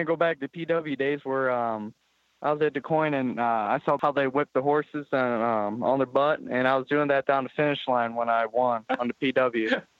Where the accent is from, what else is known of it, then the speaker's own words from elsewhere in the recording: O'Fallon, Illinois, United States; also born or lived in St. Louis, Missouri; 15 minutes from St. Louis, O'Fallon, Illinois.